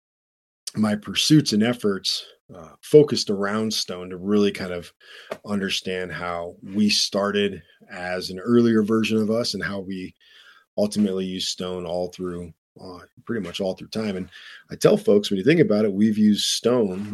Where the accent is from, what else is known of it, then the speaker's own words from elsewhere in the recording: Flint, Michigan, United States; moved away; I was born in Flint, Michigan.